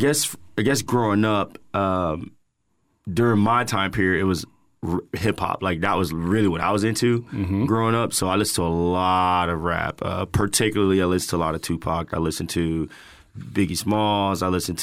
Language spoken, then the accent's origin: English; Tampa, Florida, United States; originally from Tampa, grew up, born and raised in Tampa.